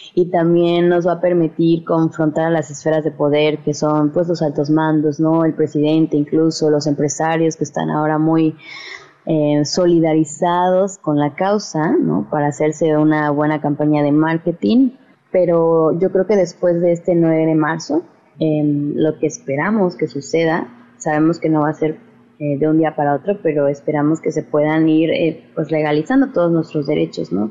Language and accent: Spanish; Veracruz, Mexico; Somos un colectivo veracruzano reciente